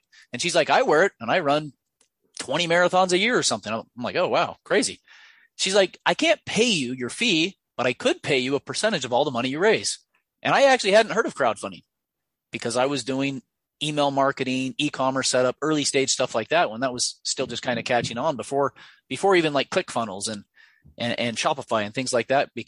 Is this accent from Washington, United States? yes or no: no; Ogden, Utah, United States; a diesel mechanic repair shop out of my hometown of Ogden, Utah